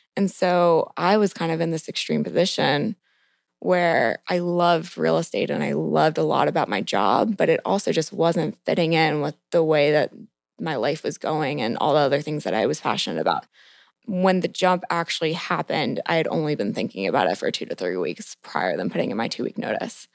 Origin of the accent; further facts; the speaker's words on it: Montgomery County, just outside Washington, D.C., Maryland, United States; I grew up in Montgomery County, so just outside the D C border, And basically, I was born and raised in the city, never really left